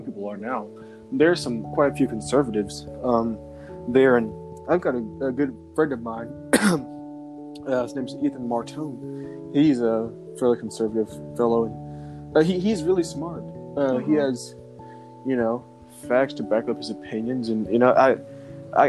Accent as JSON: {"language": "English", "country": "United States", "said": "I'm an American"}